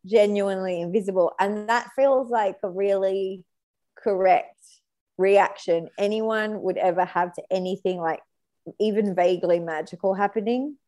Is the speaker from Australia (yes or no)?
yes; New South Wales, Australia; I'm from New South Wales